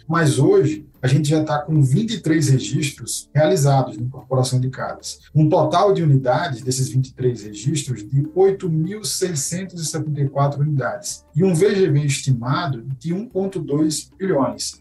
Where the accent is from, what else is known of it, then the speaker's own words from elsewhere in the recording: Maceió, Alagoas, Brazil; Maceió, que é minha cidade natal